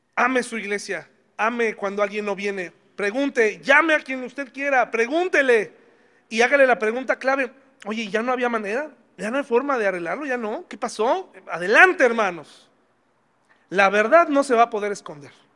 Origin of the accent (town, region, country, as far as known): Mexico